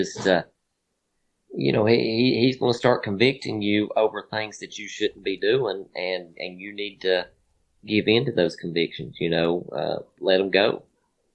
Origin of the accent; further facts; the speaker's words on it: Virginia, United States; my home state